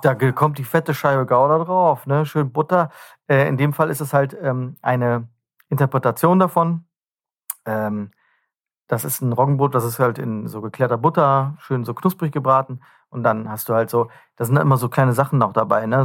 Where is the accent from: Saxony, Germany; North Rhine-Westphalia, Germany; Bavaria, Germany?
North Rhine-Westphalia, Germany; wenn wir uns mal als äh, Rheinländer bezeichnen